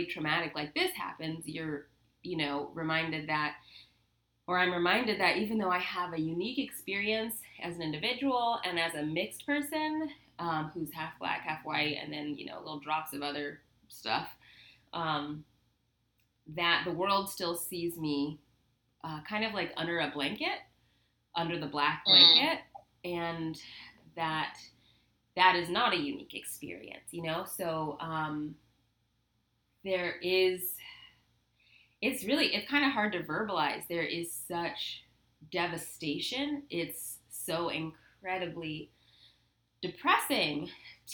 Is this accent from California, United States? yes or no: yes; Southern California, United States; growing up in Southern California, which is like the liberalist of the liberal